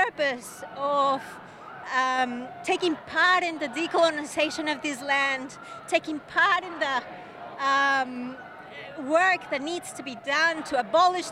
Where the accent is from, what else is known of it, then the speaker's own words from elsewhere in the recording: Quito, Pichincha, Ecuador; now in Australia; I'm from the land of the indigenous people of the Quito Cara, known as Ecuador, Quito, Ecuador